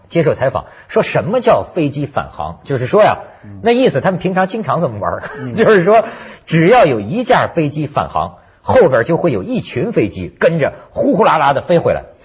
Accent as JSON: {"language": "Chinese", "country": "China", "tie": "born or raised there", "moved": "yes", "lives_now": "Hong Kong", "said": "我在大陆背景下长大的人呐"}